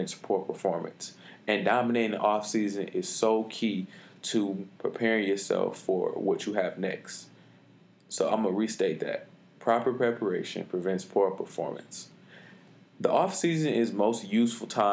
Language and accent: English; Detroit, Michigan, United States; I'm from Detroit, Michigan, graduate of Renaissance High School